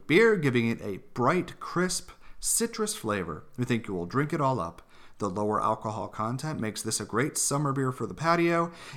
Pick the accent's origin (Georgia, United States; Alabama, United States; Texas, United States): Alabama, United States; Opelika; now in Woodstock, United States; Opelika, where I grew up, where I have many friends and my family is still there